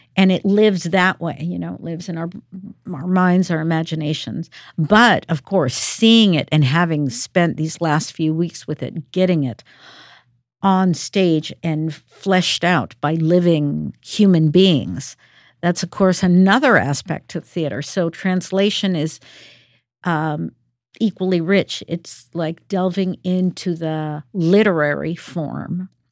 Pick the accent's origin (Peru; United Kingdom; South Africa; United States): Peru; moved away; I'm from Peru